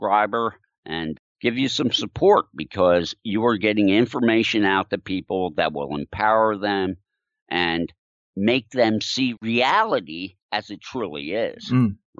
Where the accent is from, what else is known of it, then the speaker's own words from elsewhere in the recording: outside of Philadelphia, Pennsylvania, United States; I was born in 1956 outside of Philadelphia, Pennsylvania